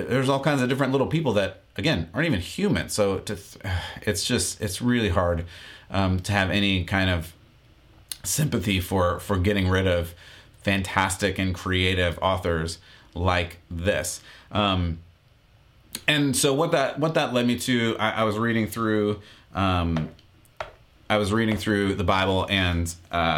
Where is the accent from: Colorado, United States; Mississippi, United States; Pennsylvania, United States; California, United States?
California, United States; San Diego; Growing up in San Diego, there's even a local college that has a library dedicated to Dr. Seuss